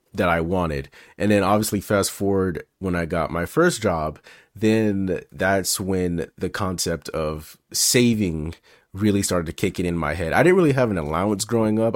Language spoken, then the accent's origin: English; Memphis, Tennessee, United States; now in California, United States; it was me, my mom, and my sister growing up in Memphis